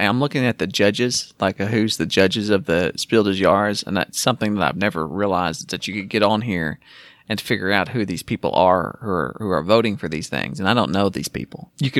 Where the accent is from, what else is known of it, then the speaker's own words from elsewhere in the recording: Minnesota, United States; I'm 26, and I'm from Minnesota.